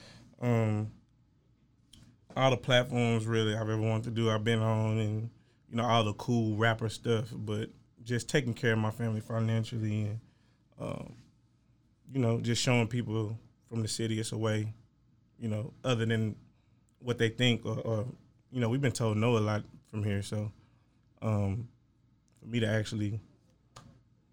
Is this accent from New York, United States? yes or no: no; Waco, Texas, United States; now in Dallas, United States; I'm from Waco, Texas